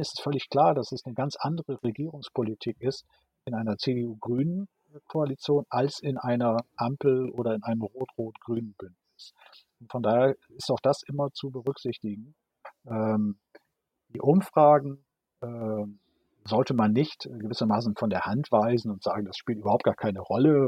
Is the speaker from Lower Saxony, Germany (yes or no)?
yes; Friesoythe, Lower Saxony, Germany; moved away as an adult; also born or lived in Münster; now in Schleswig-Holstein, Germany; in meiner Heimatstadt Frieseute in Niedersachsen